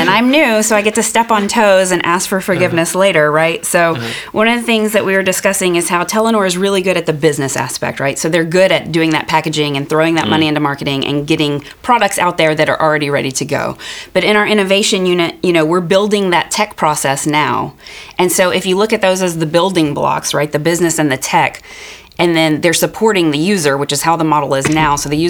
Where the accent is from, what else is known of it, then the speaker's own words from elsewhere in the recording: United States; moved away as an adult; now in Norway; I am American.